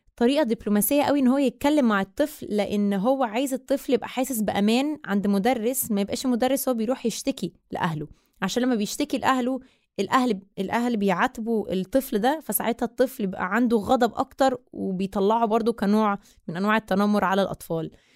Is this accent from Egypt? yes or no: yes; Egypt; أنا مصرية أه، من أم من الجبل الأسود باباي مصري ومامتي من مونتينيجرو